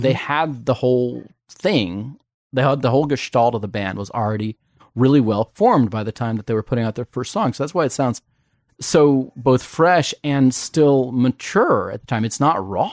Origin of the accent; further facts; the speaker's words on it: Indiana, United States; I'm from the Midwest, so everything south of the Indiana-Kentucky border is Southern, but I'm from Indiana